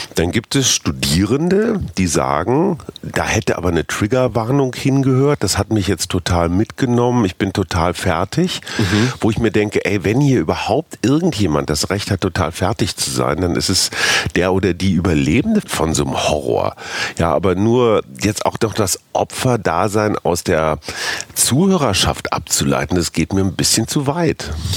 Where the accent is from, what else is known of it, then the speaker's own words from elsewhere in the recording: Münster, North Rhine-Westphalia, Germany; moved away; in meiner Heimatstadt Münster